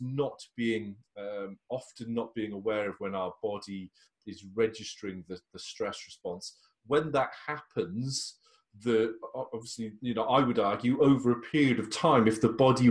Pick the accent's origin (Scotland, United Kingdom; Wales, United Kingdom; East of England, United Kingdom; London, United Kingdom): Wales, United Kingdom; as a Welshman